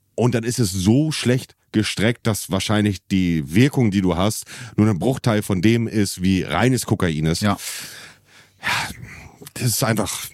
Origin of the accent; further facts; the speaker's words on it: Hamburg area, Germany; als Hamburger oder als jemand, der aus der Ecke Hamburg kommt